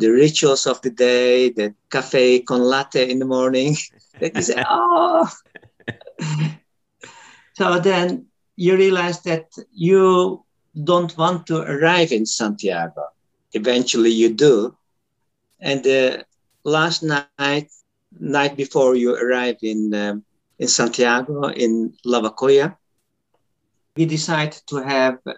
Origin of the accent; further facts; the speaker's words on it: Turkey; English is a second language; now in Netherlands; I come from Turkey